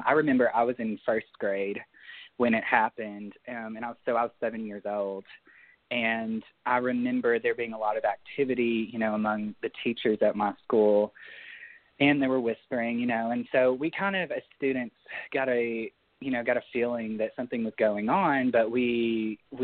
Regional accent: Leachville, Arkansas, United States; also born or lived in Little Rock, Arkansas; I came from Leechville, Arkansas. That's where I grew up. It's in northeast Arkansas, close to Jonesboro.

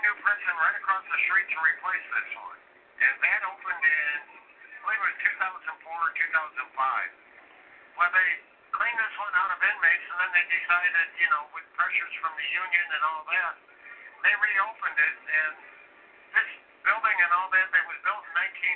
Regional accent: Chicago, Illinois, United States; I'm from Chicago, which is a very strongly union area

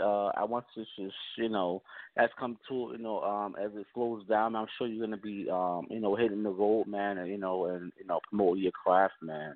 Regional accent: New Jersey, United States; I'm born and raised in Jersey, man, still live in Jersey

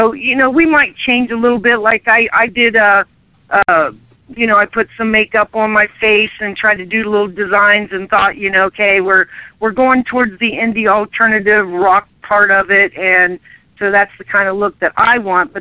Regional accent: Lancaster, Ohio, United States; moved away as an adult; now in Kansas, United States; I'm originally from Lancaster, Ohio

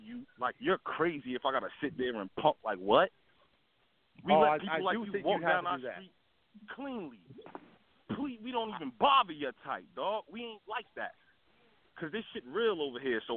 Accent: New Jersey, United States; I'm from New Jersey

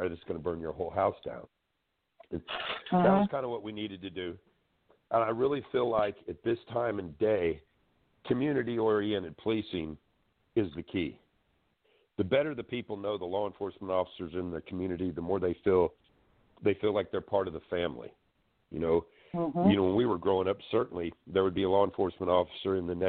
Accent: Florida, United States; also born or lived in Washington; I grew up in Florida most of my life

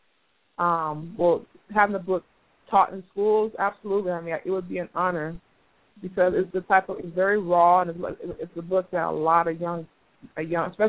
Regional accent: Miami, Florida, United States; I grew up in Miami, grew up poor

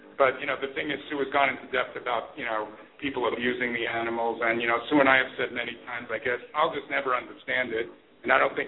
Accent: New York City, New York, United States; moved away as an adult; also born or lived in Long Island; I grew up in Bayside, Queens, and lived in Long Island.

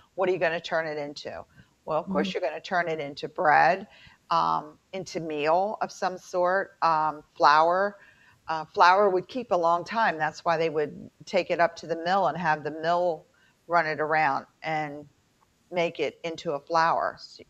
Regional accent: Baltimore, Maryland, United States; accent: Baltimore; I'm told I sound like I'm really from Baltimore because I had to go back to my Baltimore twang so that I could be understood at work.

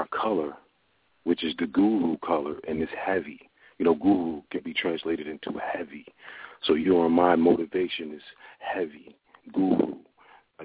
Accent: Newark, New Jersey, United States; I was, you know, born in Newark, New Jersey. I was brought up in Bradley Court Projects in Newark, New Jersey

